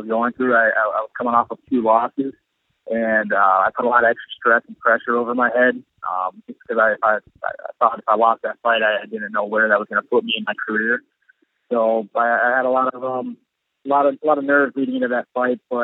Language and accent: English; Boca Raton, Florida, United States; moved away; also born or lived in Delray Beach, Florida / Illinois; I grew up in Boca Raton and Delray Beach